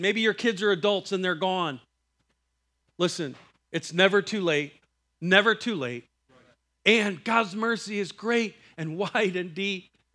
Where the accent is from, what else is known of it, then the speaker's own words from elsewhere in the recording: Iowa, United States; I'm from Iowa.